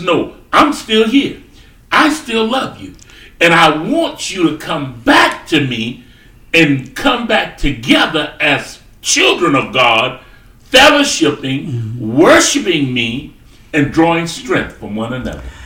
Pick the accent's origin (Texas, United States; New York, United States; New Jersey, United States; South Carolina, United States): South Carolina, United States; moved away as an adult; I was brought up in South Carolina, brought up on a hmm. farm. I grew up there